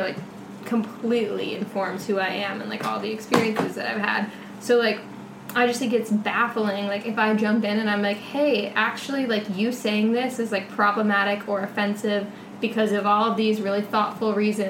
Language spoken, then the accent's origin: English; Marin County, California, United States; I'm from Marin County, which is... just really white, like, really wealthy